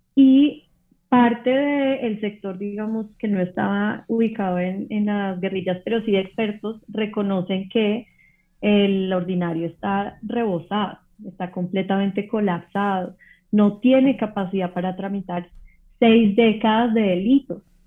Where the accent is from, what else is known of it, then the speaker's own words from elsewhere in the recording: Colombia; soy colombiana